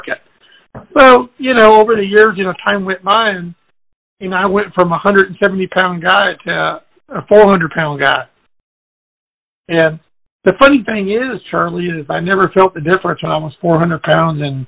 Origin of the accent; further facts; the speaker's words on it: Mexico; also born or lived in California, United States; now in Texas, United States; she took us all back to Mexico. And I grew up on a farm